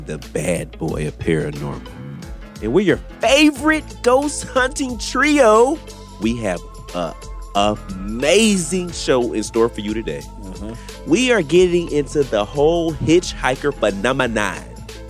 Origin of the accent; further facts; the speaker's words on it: Texas, United States; I'm from Texas, man.